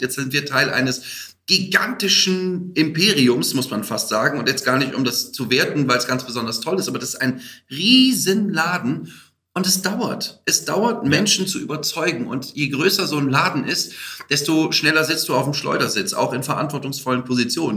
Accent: Aachen, North Rhine-Westphalia, Germany; Ich bin Aachener, muss man sagen, also viel Holland und belgischer Einschlag damit drin

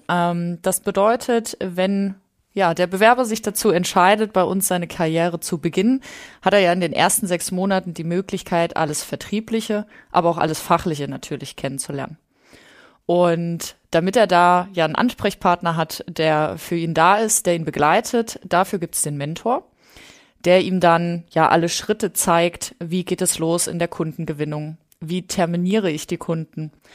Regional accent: Thuringia, Germany; moved away as an adult; also born or lived in Leipzig; Also wir kommen ursprünglich aus Thüringen

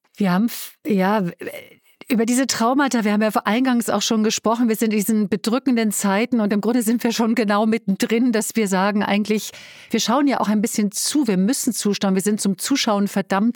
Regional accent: Berlin, Germany; das darf ich an der Stelle als Berlinerin sagen

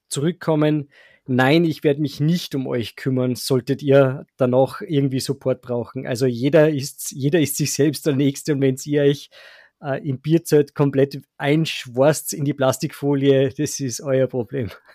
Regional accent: Salzburg, Austria; bei uns in Salzburg

